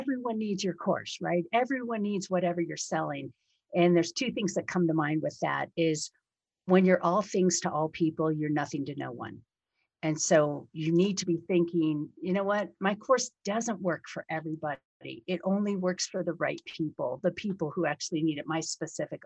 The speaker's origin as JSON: {"language": "English", "town": "Detroit", "region": "Michigan", "country": "United States", "tie": "born or raised there", "moved": "yes", "lives_now": "Colorado, United States", "said": "we're from almost very close to each other in Detroit when I was very young"}